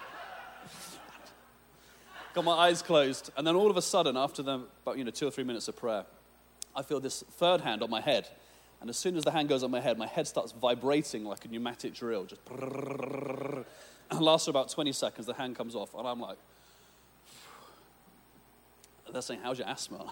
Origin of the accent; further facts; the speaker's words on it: England, United Kingdom; I'm from England